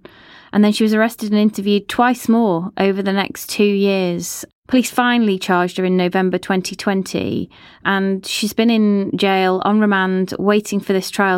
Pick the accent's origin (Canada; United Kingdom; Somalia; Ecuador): United Kingdom; Chester, North West England; It's actually in my hometown. My own children were born there.